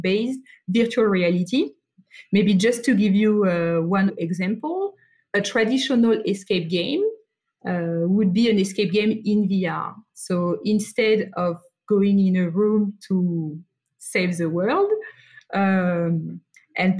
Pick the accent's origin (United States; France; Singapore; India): France; accent: French; English is a second language; now in Sydney, Australia; So I grew up in France, hence my accent, and I'm currently based in Sydney, Australia.